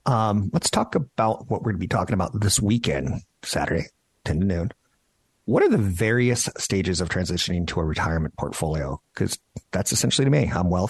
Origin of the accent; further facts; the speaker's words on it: San Carlos, California, United States; now in Marin, United States; my hometown of San Carlos. I've moved to Marin